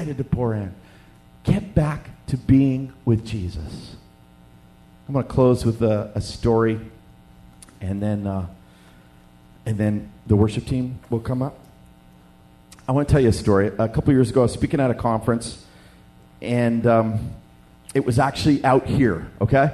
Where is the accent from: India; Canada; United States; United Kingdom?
Canada; also born or lived in Western Canada; we're from Canada